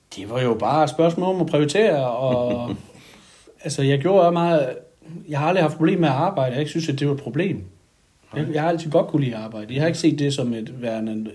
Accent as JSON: {"language": "Danish", "town": "Sønder Hygum", "region": "Southern Denmark", "country": "Denmark", "tie": "born or raised there", "said": "Jeg stammer oprindeligt fra Sønderhygum øh, i gammel, øh, en Røden Kommune. Nu er det så Vejen Kommune."}